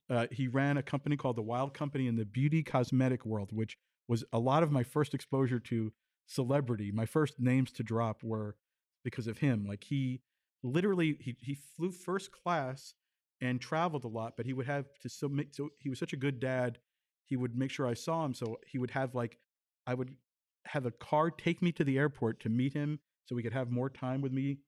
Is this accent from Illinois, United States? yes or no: no; Tenafly, New Jersey, United States; also born or lived in New York City; I was born in New York City, grew up I guess that for a year or so in the village where my parents were, but then they moved to Tenafly, New Jersey